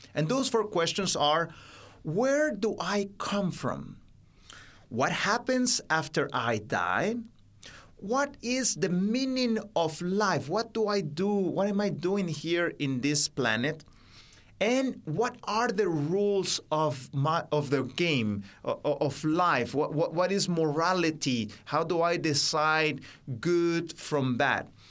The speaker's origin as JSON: {"language": "English", "region": "Baja California", "country": "Mexico", "tie": "born or raised there", "also_born_or_lived": "Mexico City", "second_language": "English", "said": "it's a state bordering with what you call today California in America, uh, just across the border from there. That's where I grew up"}